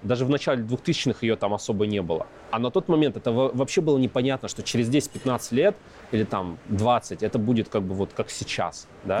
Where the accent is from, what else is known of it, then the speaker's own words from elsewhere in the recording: Yekaterinburg, Sverdlovsk Oblast, Russia; also born or lived in Ozyorsk, Chelyabinsk Oblast; Родился в Екатеринбурге, потом жили в Озерске, это Челябинск 65, закрытый город. А, потом обратно в Екатеринбург вернулись.